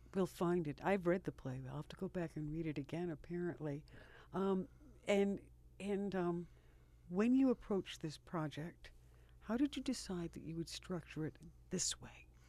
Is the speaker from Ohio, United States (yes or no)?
no; Rochester, New York, United States; I was born and raised in this city, and, um, I've lived in the Northeast for my whole life